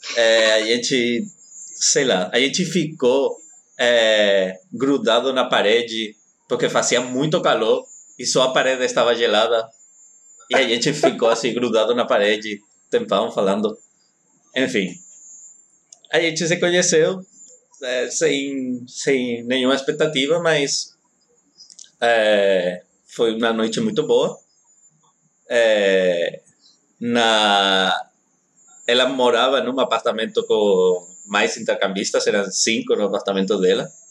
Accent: Spain; Portuguese is a second language; now in Brazil; eu sou espanhol

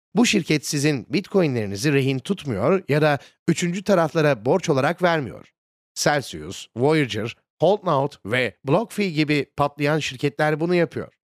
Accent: United States; benim memleketim olan Amerika Birleşik Devletleri'nde

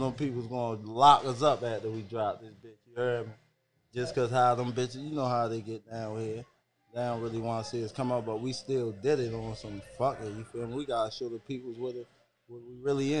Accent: Baltimore, Maryland, United States; I'm from East Baltimore

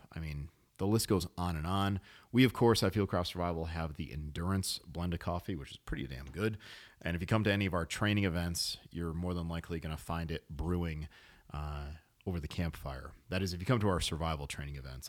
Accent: New England, United States; I was born in New England.

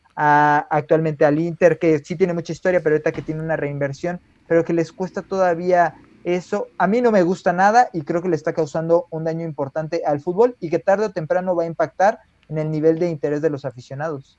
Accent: Mexico; nos identifica como mexicanos

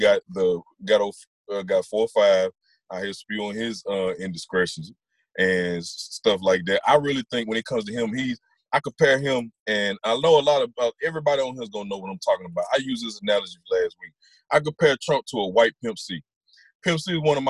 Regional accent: Attala County, Mississippi, United States; also born or lived in Jackson, Mississippi; I was born in Jackson, Mississippi. I was raised in homes in Atala County

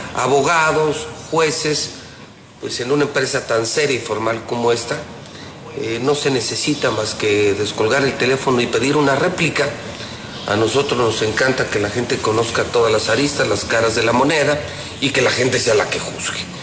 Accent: Mexico; del mismo barrio donde yo nací, que es el barrio del Encino

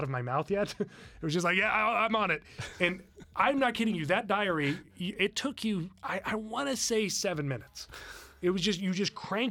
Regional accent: Los Alamos, New Mexico, United States; I grew up in Los Alamos, New Mexico, where they make atomic weapons

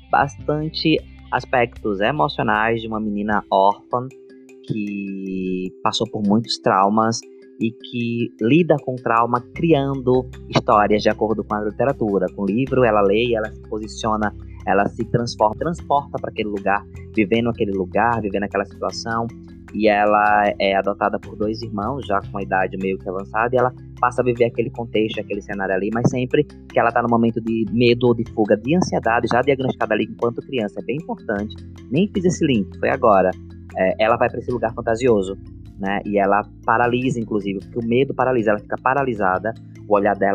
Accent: Northeast Region, Brazil; Eu sou nordestino, então a vogal é aberta

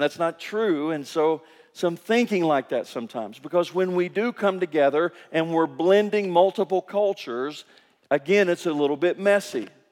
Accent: Kentucky, United States; moved away as an adult; now in Guatemala; I grew up in Kentucky

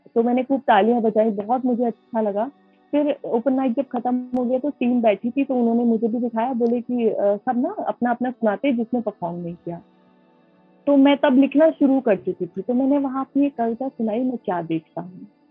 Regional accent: Moradabad, Uttar Pradesh, India; मैं मुरादाबाद उत्तर प्रदेश की रहने वाली हूँ

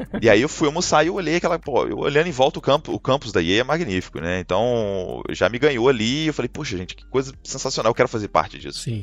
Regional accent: Juiz de Fora, Minas Gerais, Brazil; moved away as an adult; now in Canada; eu sou de Juiz de Fora, Minas Gerais

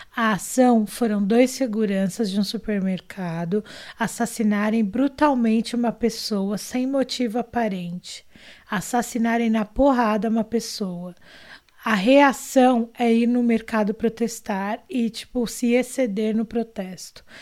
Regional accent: Brazil; somos brasileiros, somos pessoas negras vivendo nesse país Brasil maluco

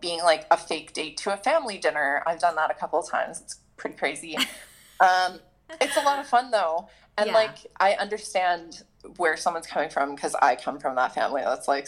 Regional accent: Southern Ontario, Canada; I grew up in Southern Ontario.

